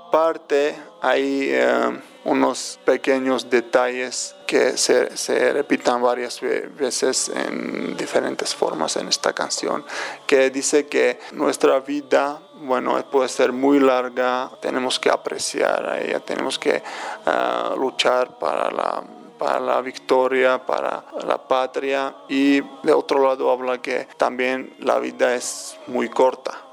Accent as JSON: {"language": "Spanish", "town": "Tbilisi", "country": "Georgia", "second_language": "Spanish", "moved": "as an adult", "lives_now": "Mexico", "said": "Soy de Tbilisi"}